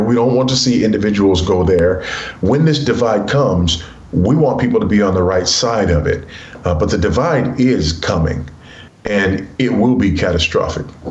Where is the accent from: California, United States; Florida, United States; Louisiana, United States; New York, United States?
California, United States; Los Angeles; moved away as an adult; I was raised in South Central Los Angeles by a single uh, teenage mother.